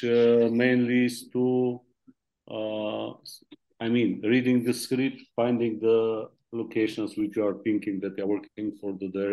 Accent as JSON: {"language": "English", "town": "Varna", "region": "Varna Province", "country": "Bulgaria", "tie": "born or raised there", "said": "I was born in Varna. My mid school is photographer school"}